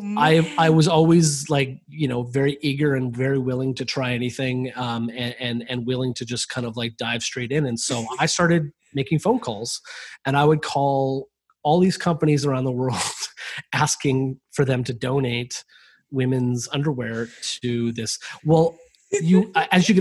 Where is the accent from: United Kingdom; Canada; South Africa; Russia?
Canada; Vancouver, British Columbia; I'm from Vancouver, and Vancouver's right next to the border with the United States